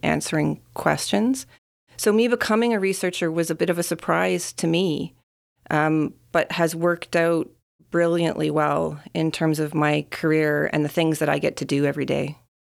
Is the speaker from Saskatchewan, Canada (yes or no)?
yes; Saskatchewan, Canada; moved away; I was born and I grew up in Saskatchewan